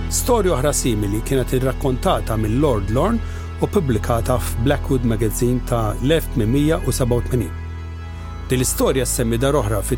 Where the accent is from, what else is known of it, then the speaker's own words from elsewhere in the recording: Malta; jekk aħna Maltin lestix biex nemnu kollox malajr